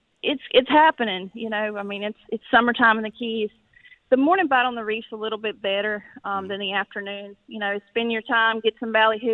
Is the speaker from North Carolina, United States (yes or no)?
yes; Catfish, North Carolina, United States; Originally, Catfish, North Carolina.